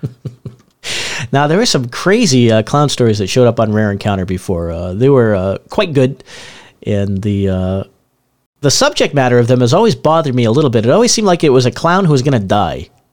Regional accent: Northeast, United States; moved away; I grew up in the Northeast

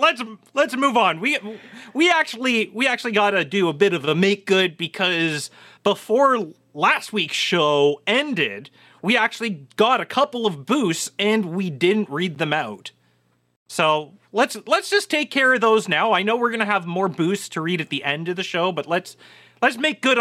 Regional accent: Canada; No, we're not that. Well, okay, maybe in southwestern Ontario that's true. But the rest of Canada, we're not the same sort of ketchup fiends.

